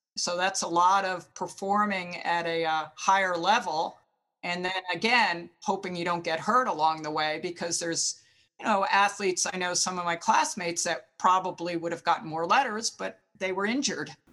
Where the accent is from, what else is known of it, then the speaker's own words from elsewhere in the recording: New Jersey, United States; I grew up in New Jersey and West Point was only an hour away